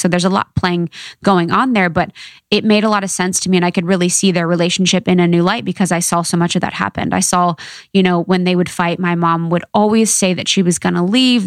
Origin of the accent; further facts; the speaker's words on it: Ohio, United States; I'm from Ohio, small town gal